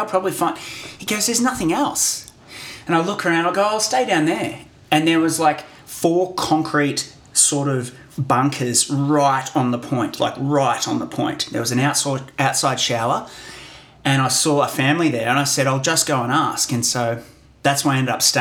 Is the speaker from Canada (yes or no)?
no; Australia